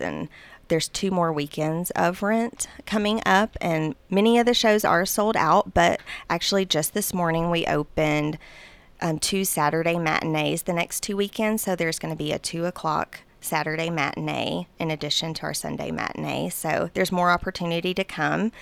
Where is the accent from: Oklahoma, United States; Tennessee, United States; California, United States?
Tennessee, United States; Murfreesboro; I am from Murfreesboro